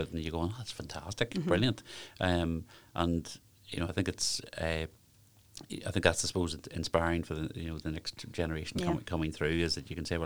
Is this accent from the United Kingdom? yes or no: yes; Lurgan, Northern Ireland, United Kingdom; moved away; I'm obviously originally from the Craigavon, Lurgan area